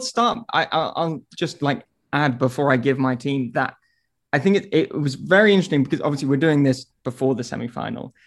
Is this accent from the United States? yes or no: no; England, United Kingdom; as an Englishman